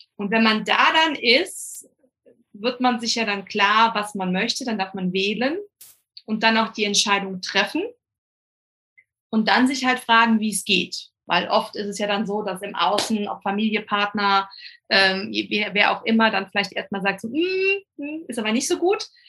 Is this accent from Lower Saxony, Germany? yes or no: no; Rhineland-Palatinate, Germany; komme von der coolsten Weinregion, nämlich der schönen Mosel.